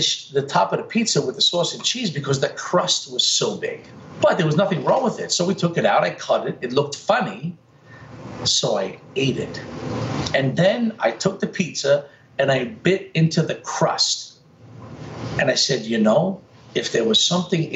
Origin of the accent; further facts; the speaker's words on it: New York City, New York, United States; I grew up in Brooklyn